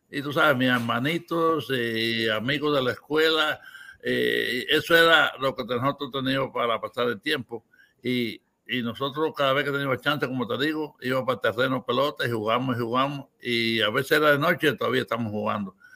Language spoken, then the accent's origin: Spanish; Cuba; now in United States; Pero yo nunca vine de Cuba tú sabes, con un nombre equivocado.